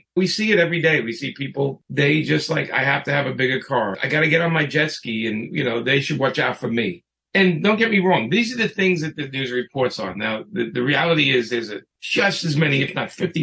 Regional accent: New York, United States; I grew up with Trump in New York

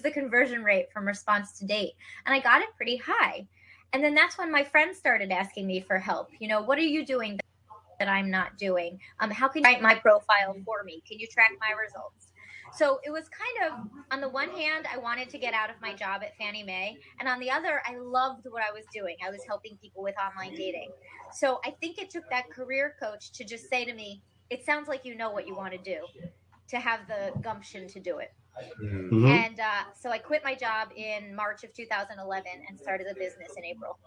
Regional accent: Cherry Hill, New Jersey, United States; moved away as an adult; also born or lived in Ithaca, New York / Washington, D.C.; So I am from New Jersey originally, South Jersey, Cherry Hill.

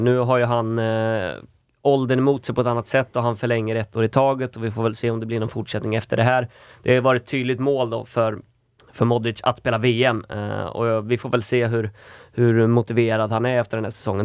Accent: Falköping, Västra Götaland, Sweden; moved away; jag fick ju ta en obligatorisk vända hem

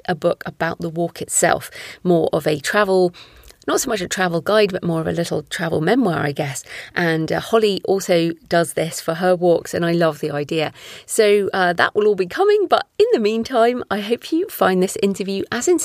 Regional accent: England, United Kingdom; I'm English

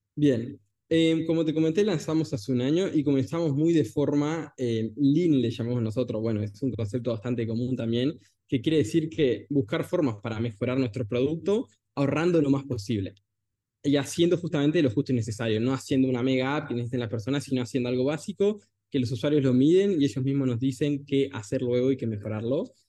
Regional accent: Salto, Uruguay; Yo nací en Salto, en, Salto, Uruguay, y bueno, a los 15 años, 14 aproximadamente, fui a la UTU

